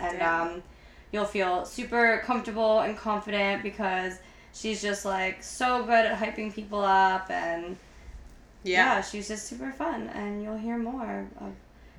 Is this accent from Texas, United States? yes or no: no; Philadelphia, Pennsylvania, United States; now in Brooklyn, United States; I'm from Philly